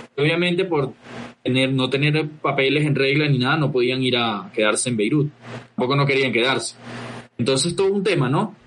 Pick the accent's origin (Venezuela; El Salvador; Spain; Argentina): Venezuela; moved away as an adult; also born or lived in Lima, Peru; now in Colombia; Cristian y yo salimos de Venezuela, eh, cierto, hace ya un par de años, a, unos cuantos años